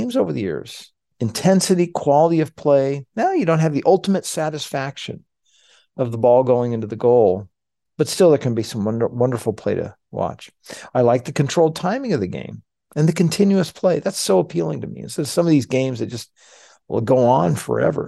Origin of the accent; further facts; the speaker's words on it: United States; as an American